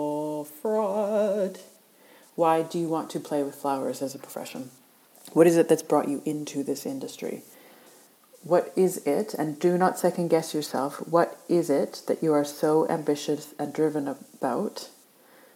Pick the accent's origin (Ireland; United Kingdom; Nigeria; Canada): Canada; now in Australia; I live in Australia. I'm originally from Canada, and I like to say aboot.